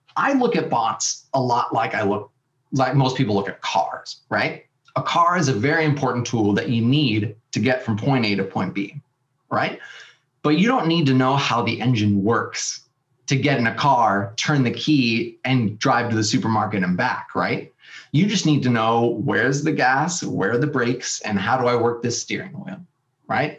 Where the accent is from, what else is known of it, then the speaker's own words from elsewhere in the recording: San Diego, California, United States; also born or lived in Austin, Texas; packed up my bags from Austin, Texas, and moved back to my hometown of San Diego, California